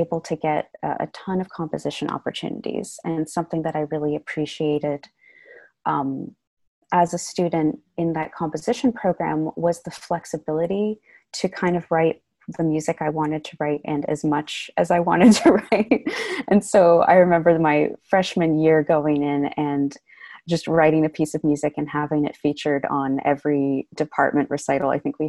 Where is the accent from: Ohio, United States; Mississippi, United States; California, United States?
California, United States; San Francisco; also born or lived in Sag Harbor, New York; I was born and raised in San Francisco, but I actually spent a large portion of my upbringing in Sag Harbor, which is on the east end of Long Island.